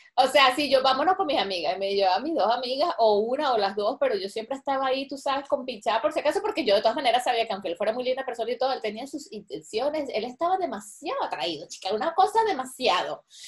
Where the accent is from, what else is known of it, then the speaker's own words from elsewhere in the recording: Venezuela; moved away; also born or lived in Caracas; las cosas que me estoy perdiendo de mi país